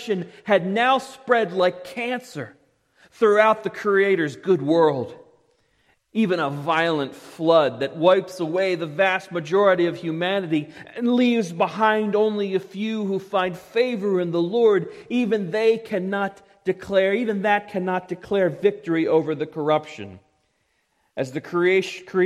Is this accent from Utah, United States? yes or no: no; Parkville, Maryland, United States; I grew up in Parkville, but my family wasn't heavily rooted there